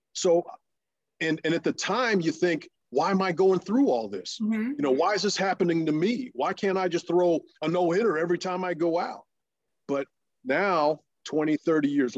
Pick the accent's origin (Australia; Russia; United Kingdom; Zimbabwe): Russia; first language Russian; English is a second language; moved away; the country that I was born